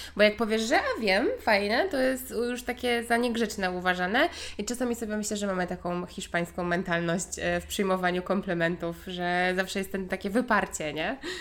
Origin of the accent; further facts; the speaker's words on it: Gdańsk, Pomeranian Voivodeship, Poland; my tu jesteśmy z Gdańska